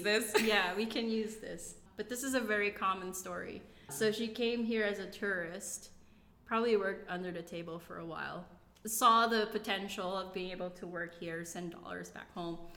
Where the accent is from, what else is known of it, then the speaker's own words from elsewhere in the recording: Philippines; moved away as an adult; now in United States; I grew up in the Philippines